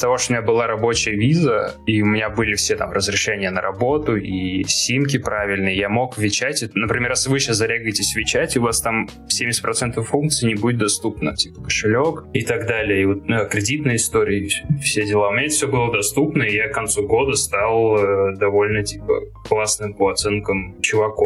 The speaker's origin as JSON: {"language": "Russian", "town": "Tolyatti", "region": "Samara Oblast", "country": "Russia", "also_born_or_lived": "Moscow / New York", "moved": "as an adult", "said": "Я из Тольятти"}